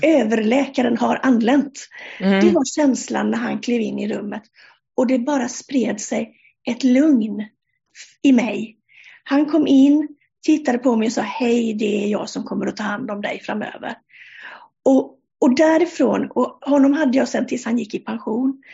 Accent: Sweden; moved away as an adult; now in Denmark; Jag är svensk, eh, men sedan 1 juli i år så bor jag i Danmark

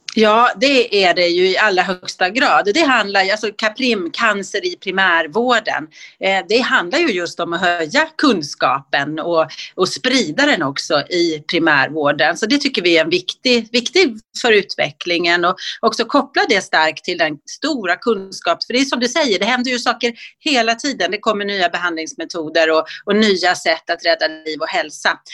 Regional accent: Dalarna County, Sweden; now in Stockholm, Sweden; jag kommer från Dalarna, jag eh, har vuxit upp där

